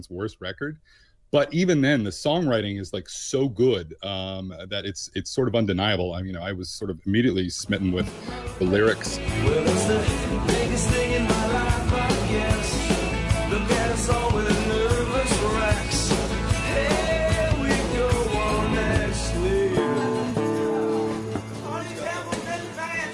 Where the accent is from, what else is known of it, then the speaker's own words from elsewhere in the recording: Bend, Oregon, United States; I grew up in Bend, Oregon, 4 hours outside of Portland, Oregon.